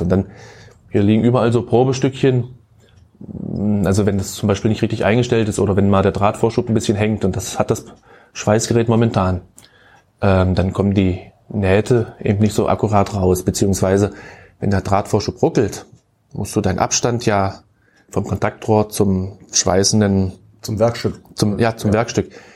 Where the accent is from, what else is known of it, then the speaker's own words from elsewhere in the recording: Köthen, Saxony-Anhalt, Germany; Also, also ich bin gebürtiger Köthen